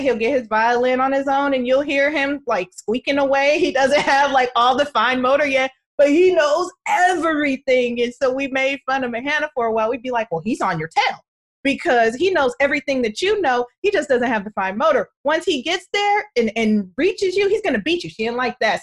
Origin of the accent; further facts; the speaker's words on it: Oakland, California, United States; I lived across the bay. I still live across the bay in Oakland